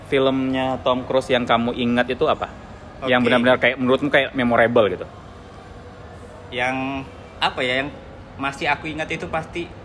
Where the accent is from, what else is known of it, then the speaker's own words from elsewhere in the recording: Palembang, South Sumatra, Indonesia; now in Balikpapan, Indonesia; aku dari Palembang ya.